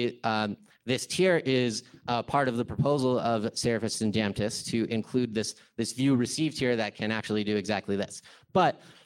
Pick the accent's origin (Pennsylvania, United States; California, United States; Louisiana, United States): California, United States; I'm from California